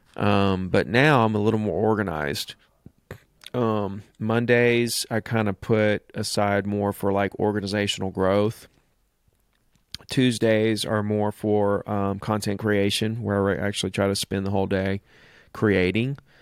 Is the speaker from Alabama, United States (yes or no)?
yes; Gulf Shores, Alabama, United States; here in Gulf Shores in my hometown